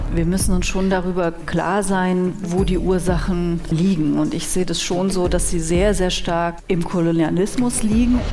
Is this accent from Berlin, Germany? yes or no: no; Cologne, North Rhine-Westphalia, Germany; ich bin in Köln geboren und aufgewachsen